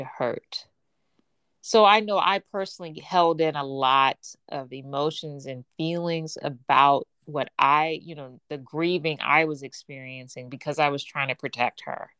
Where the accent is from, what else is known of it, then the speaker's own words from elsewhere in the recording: Gary, Indiana, United States; I was born and raised in Gary, Indiana